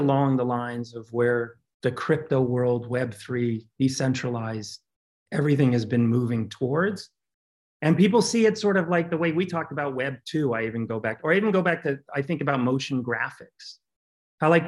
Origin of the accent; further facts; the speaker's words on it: Cincinnati, Ohio, United States; moved away; also born or lived in Brooklyn, New York; I grew up in Cincinnati to a very creative household full of composers, artists, choreographers.